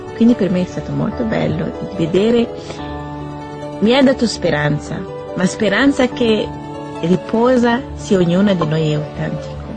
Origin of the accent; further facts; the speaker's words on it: Burundi; moved away; vengo dal Burundi, ho 25 anni